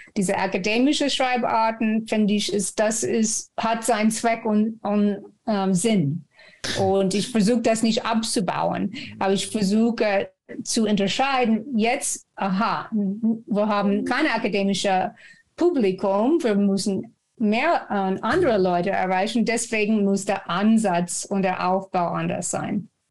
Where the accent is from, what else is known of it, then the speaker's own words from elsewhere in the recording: Texas, United States; German is a second language; moved away as an adult; now in Frankfurt, Germany; Ich komme aus Texas und bin über 30 Jahre schon in Deutschland.